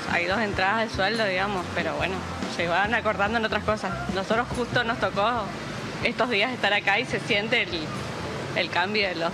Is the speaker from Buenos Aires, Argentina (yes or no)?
no; Chaco, Argentina; De Chaco.